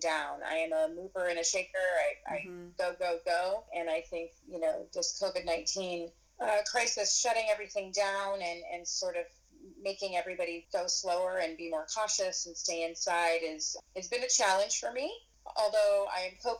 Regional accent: Spokane, Washington, United States; also born or lived in Seattle / New York; I grew up in Spokane, Washington

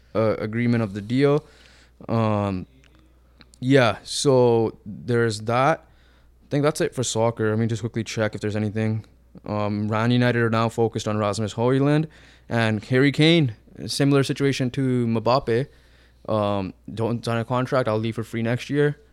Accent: Canada; we're Canadian and we have some Canadian pride

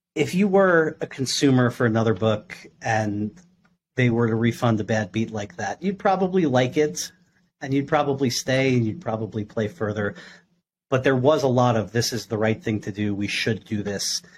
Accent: New York, United States; I grew up in New York

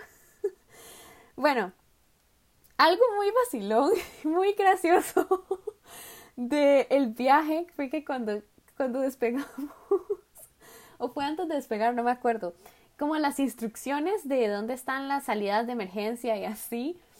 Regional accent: Costa Rica; moved away as an adult; now in Daegu, South Korea; Yo soy de Costa Rica.

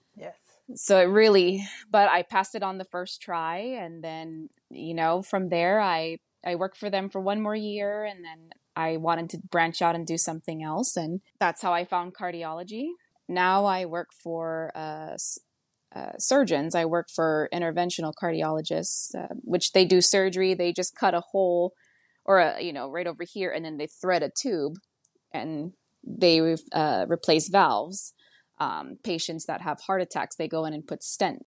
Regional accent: Hakipuʻu, Oahu, Hawaii, United States; moved away as an adult; also born or lived in Honolulu, Hawaii; now in Eugene, Oregon, United States; I was born in Honolulu, Hawaii, but I was raised in Hakipu'u

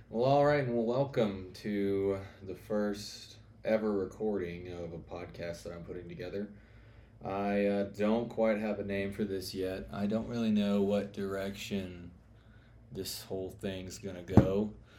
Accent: the South, United States; accent: Southern; I'm from the South, which you can probably tell by my accent

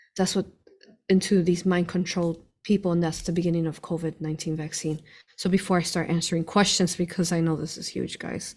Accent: Chicago, Illinois, United States; we grew up in Chicago, him

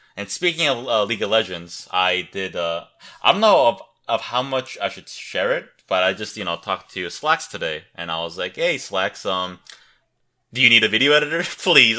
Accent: Seattle, Washington, United States; I grew up in Seattle, Washington

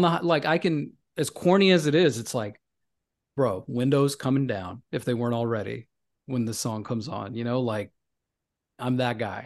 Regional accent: Memphis, Tennessee, United States; now in New York City, United States; I'm from Memphis

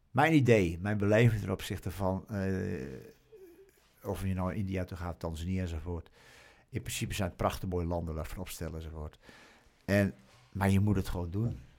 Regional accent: Australia; Oh, we komen uit Australië en we, we weten niet wat kou is.

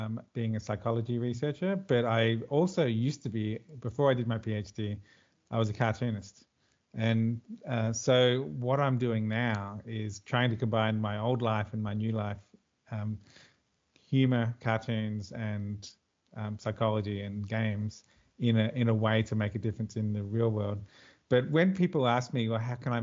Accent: Queensland, Australia; now in Melbourne, Australia; originally I'm a Queenslander too, so I lived most of my life in the Sunshine State, as we call it.

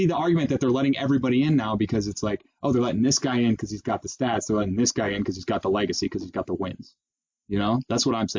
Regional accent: New England, United States; growing up in New England

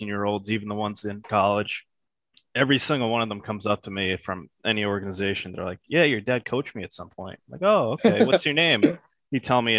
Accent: New York City, New York, United States; born and raised in Brooklyn

